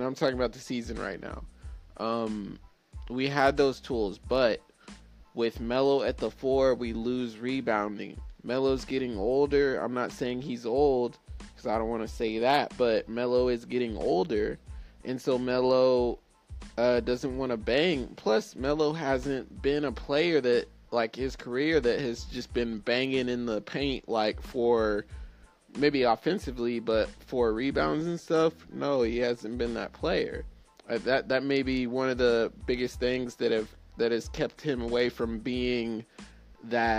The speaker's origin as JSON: {"language": "English", "town": "Midwest City", "region": "Oklahoma", "country": "United States", "moved": "yes", "lives_now": "California, United States", "said": "I'm from Oklahoma City. Well, from Midwest City to be exact. Midwest City, Oklahoma"}